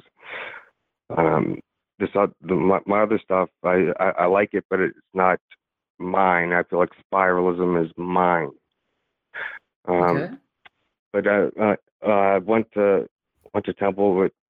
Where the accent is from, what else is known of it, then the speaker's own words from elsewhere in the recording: York, Pennsylvania, United States; I was born and raised in York, Pennsylvania